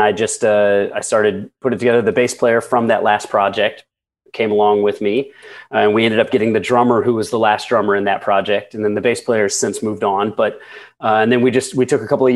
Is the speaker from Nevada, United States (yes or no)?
no; Indiana, United States; When I was 17, I grew up in Indiana